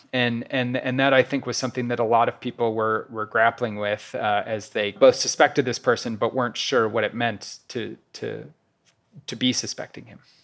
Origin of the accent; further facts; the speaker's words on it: Kansas City, Missouri, United States; moved away as an adult; also born or lived in New York; I recently moved to Kansas City, Missouri, which is my hometown